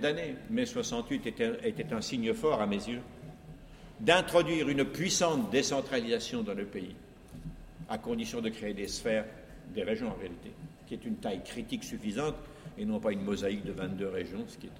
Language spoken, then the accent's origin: French; France; chez nous en France